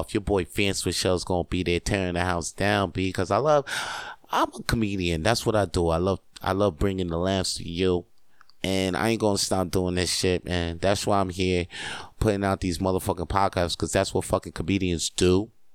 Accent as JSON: {"language": "English", "country": "Canada", "said": "I am Canadian"}